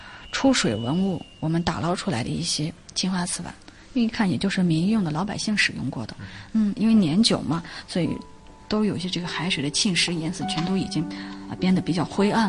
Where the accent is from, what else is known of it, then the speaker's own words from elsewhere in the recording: Qingdao, Shandong, China; 我们青岛人管它叫天后宫。